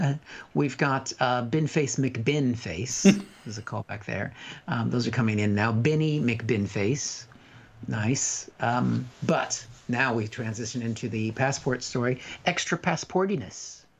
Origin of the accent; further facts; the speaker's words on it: United States; now in United Kingdom; as an American